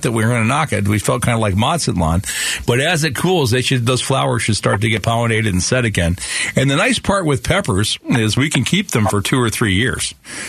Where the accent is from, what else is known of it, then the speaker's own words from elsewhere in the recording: Phoenix, Arizona, United States; Yeah, we grew up together in South Phoenix then, huh?